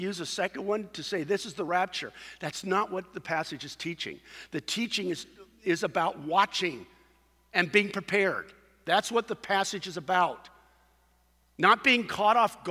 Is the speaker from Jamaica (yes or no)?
no; Costa Mesa, California, United States; the community I grew up in Costa Mesa